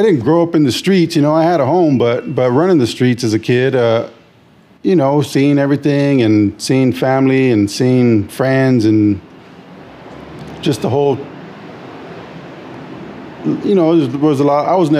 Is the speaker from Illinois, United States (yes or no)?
no; San Jose, California, United States; Born and raised San Jose, East Side San Jose. Grew up Story in White, East Hills. Born and raised. Never really moved out.